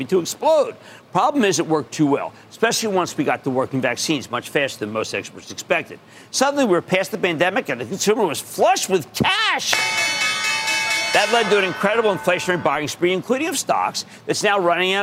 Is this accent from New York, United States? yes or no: no; New Jersey, United States; born or raised there